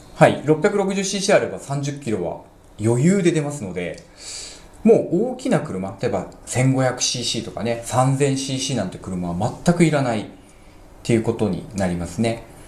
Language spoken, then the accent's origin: Japanese; Matsumoto, Nagano, Japan; 私も長野の出身ですけど、長野でも比較的、真ん中あたり、ね、えー、松本市ってとこだったので